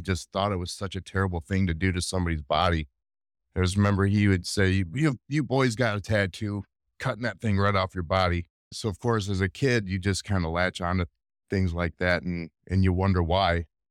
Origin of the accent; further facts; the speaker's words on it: Rockford, Illinois, United States; I grew up in Northern Illinois, Rockville, Illinois, to be specific